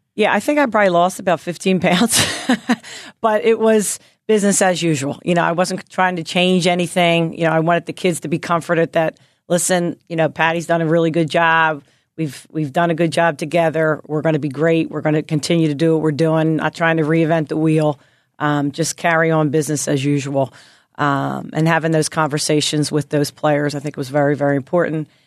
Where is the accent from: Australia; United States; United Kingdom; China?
United States; Philadelphia, Pennsylvania; moved away as an adult; also born or lived in Nashville, Tennessee; growing up in Philly